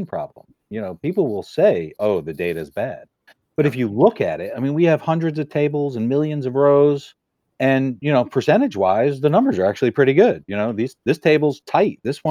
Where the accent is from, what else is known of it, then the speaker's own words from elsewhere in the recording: New Haven, Connecticut, United States; I grew up in New Haven